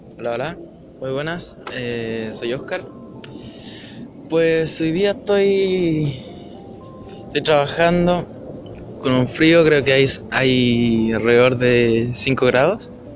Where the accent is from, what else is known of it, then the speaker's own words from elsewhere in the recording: Chile; also born or lived in Bulnes, Ñuble, Chile; yo vivo en Bulnes, en la octava región de Chile. Yo sí, soy chileno.